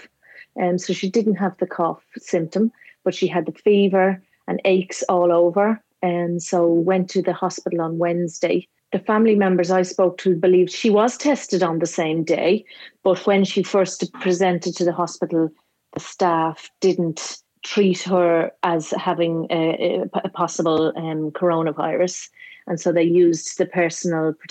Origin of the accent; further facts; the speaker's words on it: Ireland; accent: Irish; now in New Zealand; from my accent, you can tell I'm from Ireland.